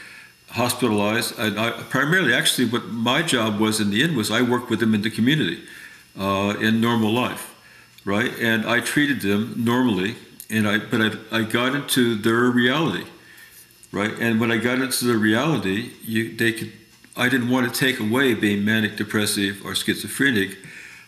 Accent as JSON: {"language": "English", "region": "Indiana", "country": "United States", "tie": "born or raised there", "also_born_or_lived": "New York City", "moved": "as an adult", "said": "I'm from Indiana. I got saved. I'd like to say I'm oversaved. Every week we got saved. I love Jesus. That's why I got invited to the Pentecostal convention, because I grew up with all the tents"}